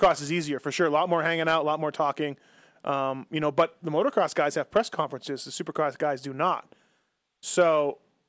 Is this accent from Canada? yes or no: yes; Canada; now in Las Vegas, United States; I'm Canadian, living here for a long time now